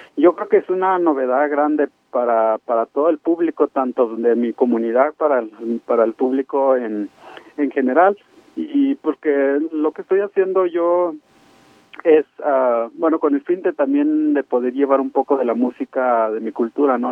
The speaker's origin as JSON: {"language": "Spanish", "area": "Rarámuri", "region": "Chihuahua", "country": "Mexico", "tie": "born or raised there", "said": "tener la sangre rarámuri"}